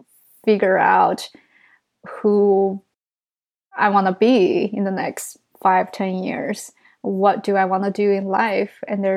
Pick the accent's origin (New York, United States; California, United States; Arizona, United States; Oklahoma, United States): New York, United States; as a New Yorker